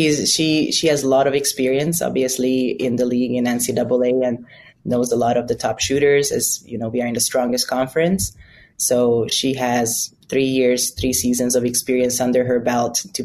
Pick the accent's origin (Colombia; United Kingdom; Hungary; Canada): Hungary; Budapest; English is a second language; moved away as an adult; now in United States; I'm from Budapest, Hungary, and I came here barely speaking enough English